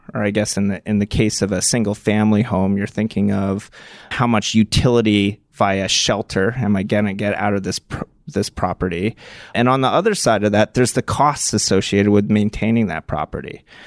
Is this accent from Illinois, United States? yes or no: no; Martha's Vineyard, Massachusetts, United States; I grew up on Martha's Vineyard